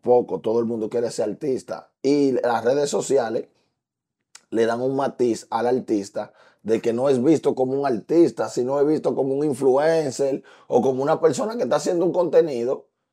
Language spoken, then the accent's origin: Spanish; Dominican Republic; el patriotismo que nosotros tenemos como dominicanos